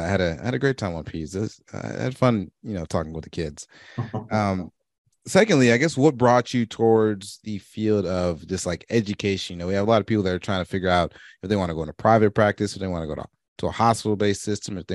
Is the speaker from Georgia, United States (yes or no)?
yes; Marietta, Georgia, United States; I am from Marietta